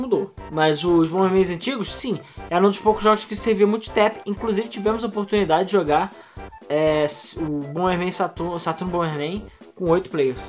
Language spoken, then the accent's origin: Portuguese; Rio de Janeiro, Brazil; eu sou do Rio de Janeiro, sempre fui do Rio de Janeiro capital